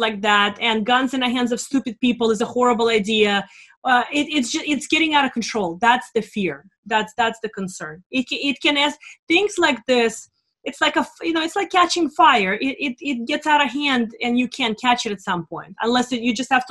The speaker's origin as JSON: {"language": "English", "country": "Russia", "moved": "yes", "lives_now": "United States", "said": "I come from Russia, a socialist regime"}